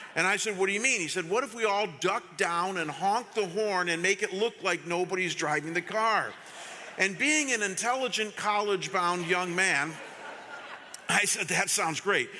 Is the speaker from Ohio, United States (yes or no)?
yes; Chagrin Falls, Ohio, United States; I was living that summer in my hometown of Chagrin Falls, Ohio